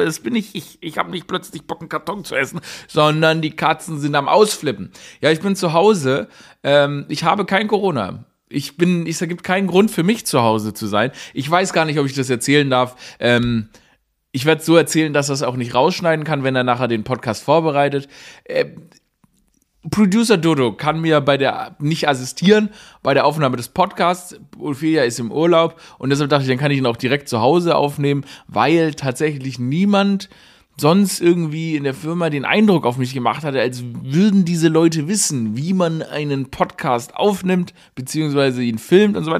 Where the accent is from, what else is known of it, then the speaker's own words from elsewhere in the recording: Germany; wenn man aufgewachsen ist in Deutschland in dieser Zeit, wie ich